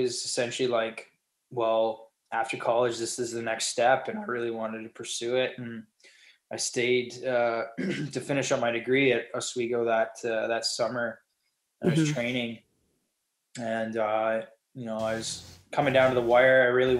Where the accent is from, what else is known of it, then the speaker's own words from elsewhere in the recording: Canada; And so it was one of those things where it was like every Canadian had a dream